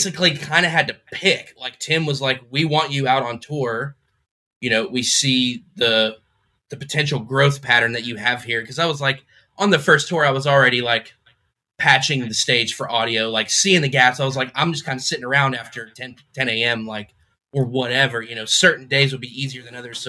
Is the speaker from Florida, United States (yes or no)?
yes; Tampa, Florida, United States; Tampa. Born and raised in Tampa. Still here.